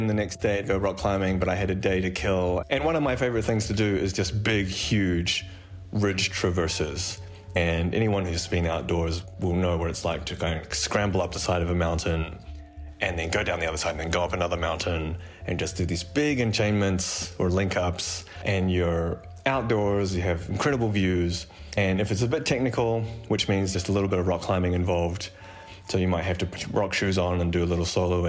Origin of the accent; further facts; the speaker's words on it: New Zealand; moved away as an adult; now in Chamonix, France; I am a New Zealander